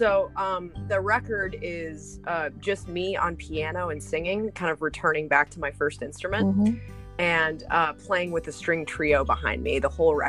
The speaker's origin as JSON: {"language": "English", "town": "Denver", "region": "Colorado", "country": "United States", "tie": "born or raised there", "said": "I'm from Colorado originally, and went to high school and middle school in Denver."}